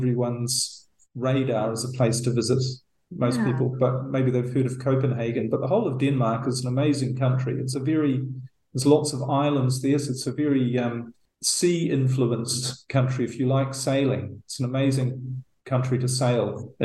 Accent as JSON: {"language": "English", "country": "New Zealand", "tie": "born or raised there", "moved": "as an adult", "said": "New Zealand, which I'm actually heading to in a couple of weeks. That's my home country"}